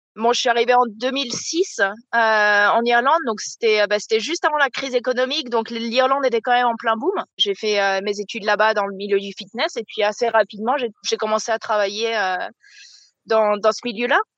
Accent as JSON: {"language": "French", "town": "La Rochelle", "region": "Nouvelle-Aquitaine", "country": "France", "tie": "born or raised there", "also_born_or_lived": "Ireland", "moved": "as an adult", "said": "suis originaire de La Rochelle, euh, sur la côte atlantique. où euh, j'ai passé toute mon enfance là-bas."}